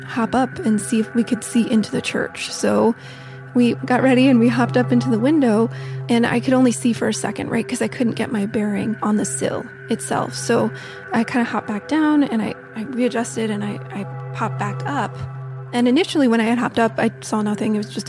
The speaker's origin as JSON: {"language": "English", "town": "Silver Spring", "region": "Maryland", "country": "United States", "said": "I'm from Washington, D.C., Silver Spring, Maryland, just north of D.C."}